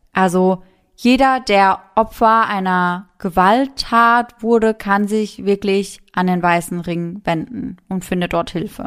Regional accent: Mannheim, Baden-Württemberg, Germany; bei uns in Mannheim

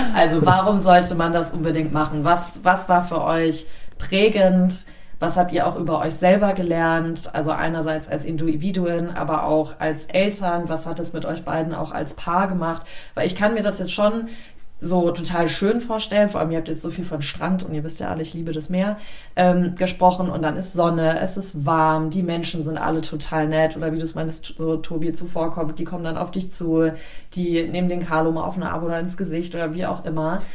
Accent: Germany

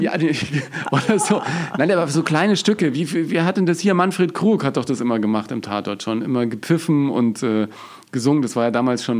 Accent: Germany; bei uns in Deutschland

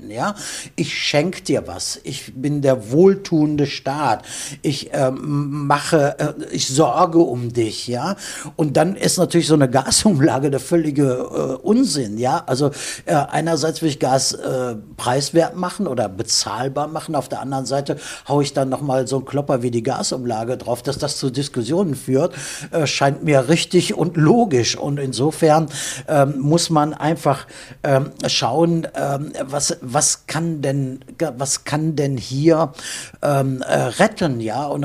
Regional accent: Germany; Also ich bin Deutscher in Deutschland geboren und ich schäme mich auch nicht dafür zu sagen

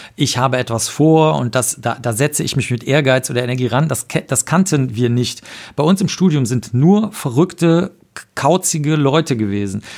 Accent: Cologne, North Rhine-Westphalia, Germany; ich bin in Köln aufgewachsen

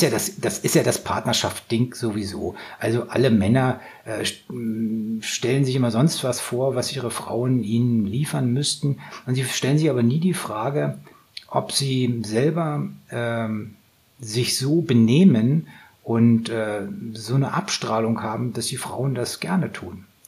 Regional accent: Northern Germany, Germany; ich komme aus Norddeutschland

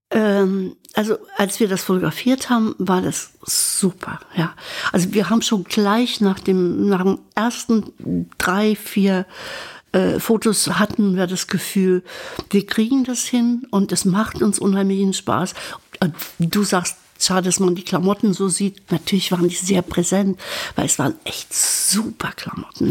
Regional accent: Berka, Thuringia, Germany; moved away; ich kam aus diesem Dorf Berka, die in Sondershausen war fünf Kilometer entfernt

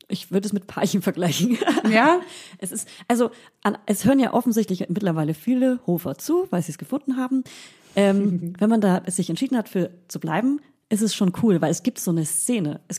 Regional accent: Hof, Bavaria, Germany; also born or lived in Potsdam; ich komme ja aus dem Umkreis Hof, ich bin ja Fränkin, ne?

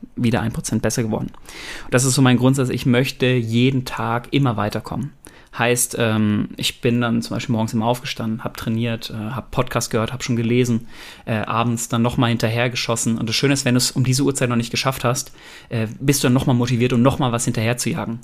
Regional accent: Germany; wir Deutschen

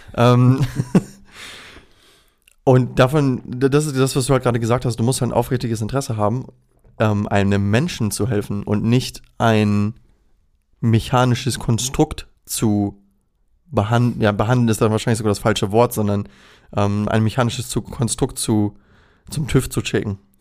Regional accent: Recke, North Rhine-Westphalia, Germany; also born or lived in Ibbenbüren; now in Osnabrück, Germany; es ist ein kleines gallisches Dorf, das sich Ippenbüren nennt. Da bin ich geboren, bin ich in Recke aufgewachsen und wohne jetzt in Osnabrück.

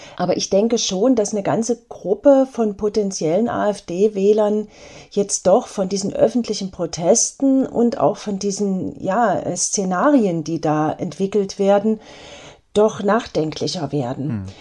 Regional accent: Eisenach, Thuringia, Germany; in meiner Heimatstadt Eisenach

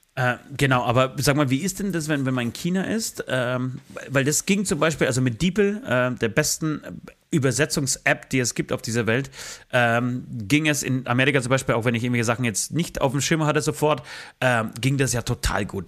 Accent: Germany; bei uns in Deutschland

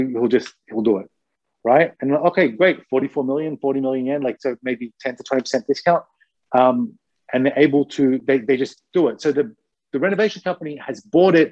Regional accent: Australia; now in Japan; I'm Australian

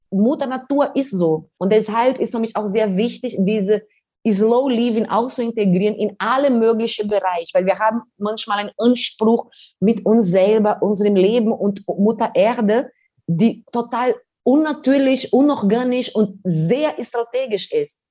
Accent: Brazil; German is a second language; now in Germany; wir sind in Favela geboren, aufgewachsen, ohne Strom, ohne fließendes Wasser

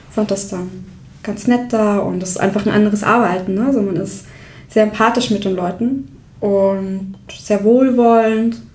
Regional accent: Austria; now in Hamburg, Germany; Ähm, das habe ich mir hier in Hamburg abgewöhnt

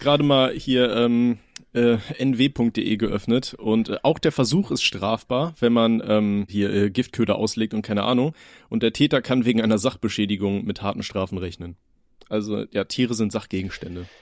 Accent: Aachen, North Rhine-Westphalia, Germany; ich komme ja aus Aachen

